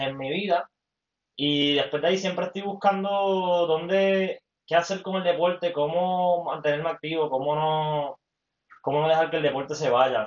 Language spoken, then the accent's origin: Spanish; Mayagüez, Puerto Rico; soy de Mayagüez también